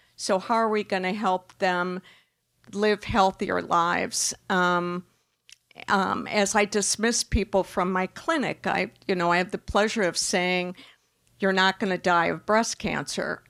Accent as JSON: {"language": "English", "region": "Wisconsin", "country": "United States", "tie": "born or raised there", "said": "I'm a Midwesterner by, by, um, I was raised in Wisconsin"}